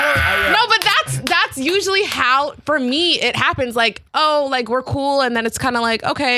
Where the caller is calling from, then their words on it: London, United Kingdom; I'm 17 from London, England.